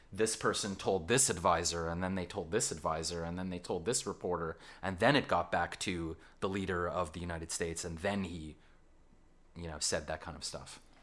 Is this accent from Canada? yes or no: yes; Canada; accent: Canadian; now in London, United Kingdom; my Canadian accent